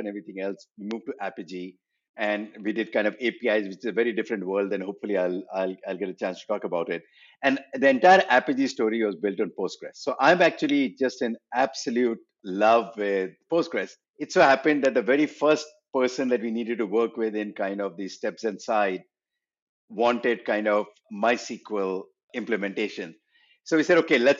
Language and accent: English; India; moved away as an adult; also born or lived in Berkeley, United States; I was from India, and I came to Berkeley